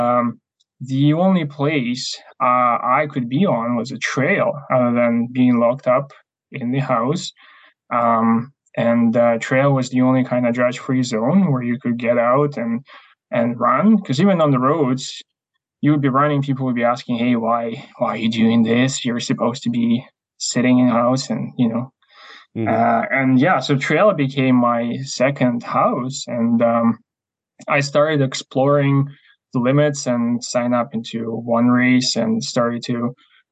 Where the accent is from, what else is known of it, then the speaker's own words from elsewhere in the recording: Ukraine; English is a second language; moved away as an adult; also born or lived in Canada; now in Chilliwack, Canada; I'm originally from Ukraine, came to Canada just under 8 years ago.